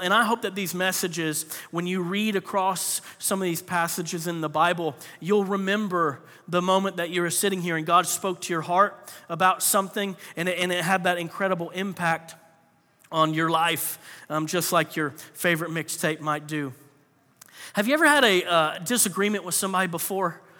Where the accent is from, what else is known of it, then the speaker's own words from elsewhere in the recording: Florida, United States; I grew up in Florida